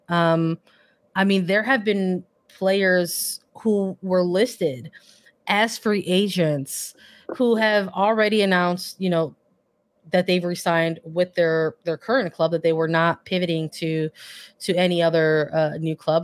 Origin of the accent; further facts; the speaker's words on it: Chicago, Illinois, United States; I'm from Chicago